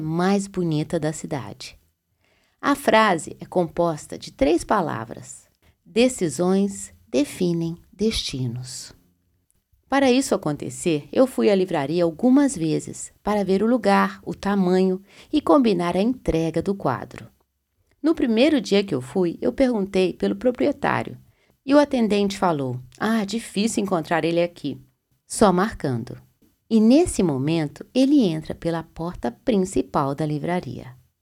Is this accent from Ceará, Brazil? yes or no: no; Belo Horizonte, Minas Gerais, Brazil; moved away; Belo Horizonte, lugar onde eu nasci